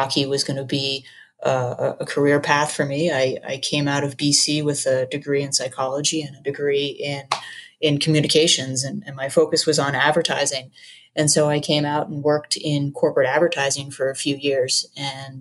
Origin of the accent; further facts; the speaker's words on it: Long Island, New York, United States; I grew up playing hockey on Long Island